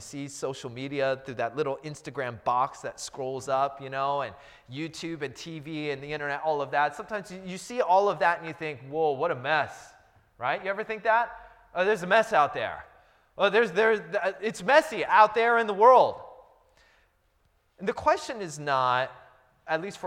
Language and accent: English; Seattle, Washington, United States; also born or lived in Los Angeles area; now in Los Angeles, United States; I'm from the Seattle area